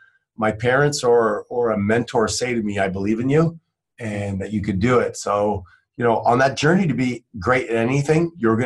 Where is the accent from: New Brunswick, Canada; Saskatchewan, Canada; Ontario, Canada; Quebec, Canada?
Quebec, Canada; now in Phoenix, United States; growing up in Canada